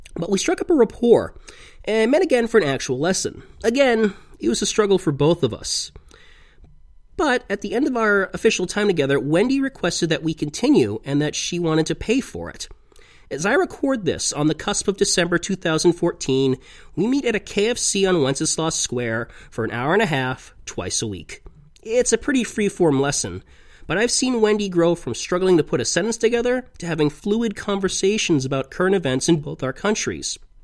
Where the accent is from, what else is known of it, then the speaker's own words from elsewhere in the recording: United States; moved away as an adult; now in Prague, Czech Republic; four months the day I left America for the Czech Republic